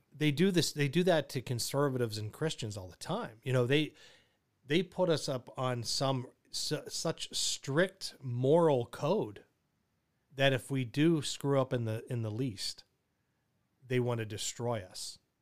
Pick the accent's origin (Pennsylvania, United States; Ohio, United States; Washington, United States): Pennsylvania, United States; Pittsburgh; Pittsburgh, my hometown